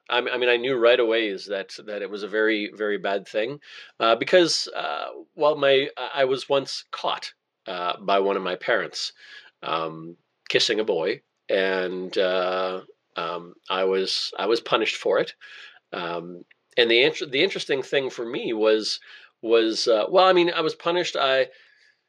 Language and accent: English; Altona, Winkler, Morden area, Manitoba, Canada; I grew up in Altona, Winkler, Morden, that area.